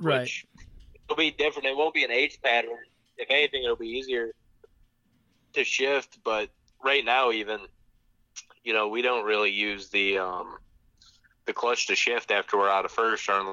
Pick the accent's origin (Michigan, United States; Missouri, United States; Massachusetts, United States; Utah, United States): Michigan, United States; now in Charlotte area, North Carolina, United States; where I grew up in Michigan